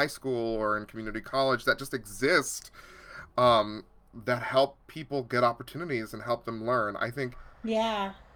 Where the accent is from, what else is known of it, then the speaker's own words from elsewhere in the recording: San Pablo, California, United States; also born or lived in San Francisco; I was born in San Francisco, but I grew up in a small town called San Pablo